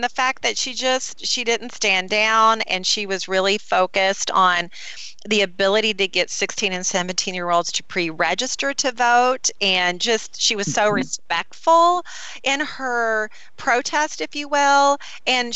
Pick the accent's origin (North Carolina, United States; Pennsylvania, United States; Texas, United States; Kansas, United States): North Carolina, United States; also born or lived in Charlotte, North Carolina; I'm from North Carolina